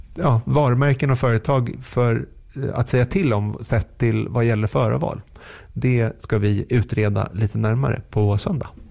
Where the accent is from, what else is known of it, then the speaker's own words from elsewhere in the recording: Sweden; som svensk